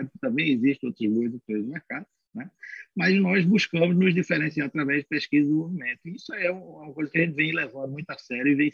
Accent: Pernambuco, Brazil; now in São Paulo, Brazil; nós somos oriundos né, de Pernambuco, resolvemos nos estabelecer em São Paulo

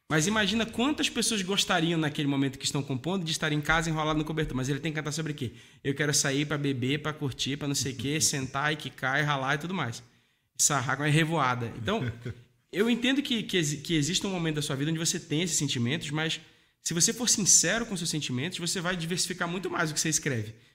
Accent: Amazonas, Brazil; also born or lived in Paraíba; Mas eu já passei por Rio de Janeiro, é, eu nasci na Paraíba, eu cresci no Amazonas, é, enfim, e mais um monte de outros lugares aí.

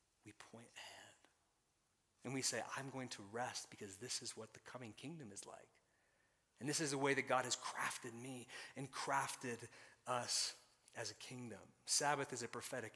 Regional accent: Colorado Springs, Colorado, United States; moved away; also born or lived in Tulsa; I was raised in Northern Colorado Springs

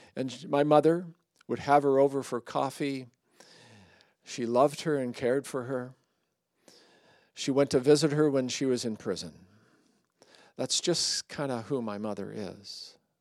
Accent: Surrey, British Columbia, Canada; I grew up in Surrey

